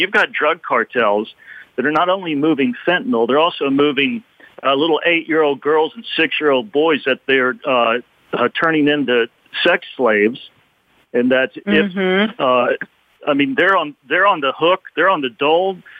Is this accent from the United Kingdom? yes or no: no; Texas, United States; us poor Texians who are American citizens